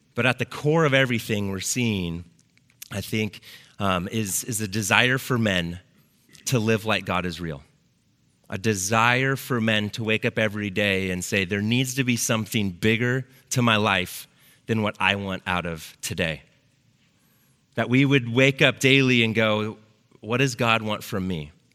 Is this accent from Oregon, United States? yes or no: yes; Lake Oswego, Oregon, United States; I grew up here in Lake Oswego. I went to Lake Ridge High School, um, graduated in 95.